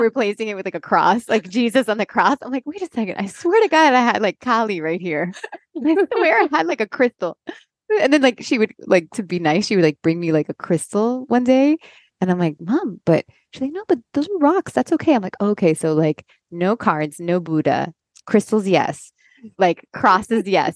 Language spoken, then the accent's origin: English; Miami, Florida, United States; moved away as an adult; also born or lived in Los Angeles; now in North Carolina, United States; I grew up here in Miami, a Cuban Catholic parents